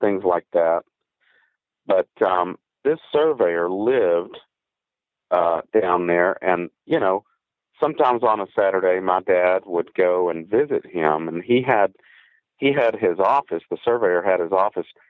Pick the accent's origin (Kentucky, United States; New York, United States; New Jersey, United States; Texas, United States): Texas, United States; Deep East; I grew up around Angelina and the Sabine National Forest there